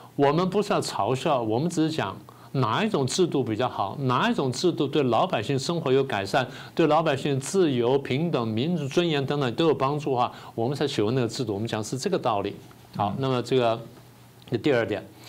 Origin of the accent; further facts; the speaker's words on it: Taiwan; 我们台湾人不是笨， 我们台湾人是善良